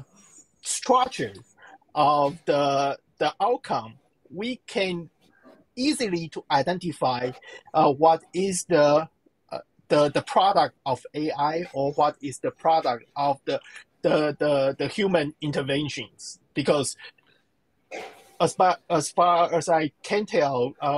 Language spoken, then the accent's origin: English; Taiwan; I'm from Taiwan, I'm a Chinese.